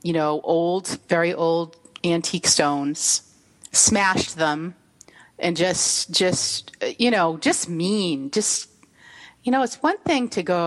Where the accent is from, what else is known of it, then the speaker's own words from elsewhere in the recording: East Bridgewater, Massachusetts, United States; old townies like me, we get all offended if you say, oh, you're from Bridgewater. No, I'm from East